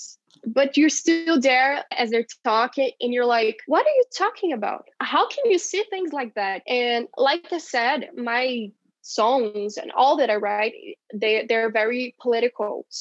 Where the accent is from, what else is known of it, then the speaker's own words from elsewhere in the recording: Brazil; now in Curitiba, Brazil; my hometown